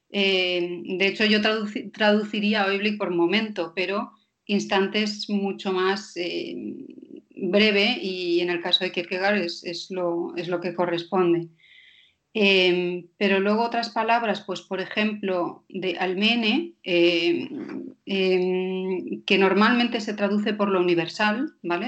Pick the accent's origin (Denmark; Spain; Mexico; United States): Denmark; soy danesa